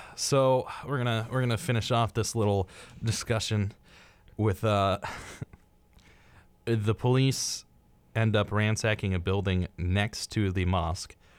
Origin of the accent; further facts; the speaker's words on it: United States; as an American, my geographical knowledge is very, very slim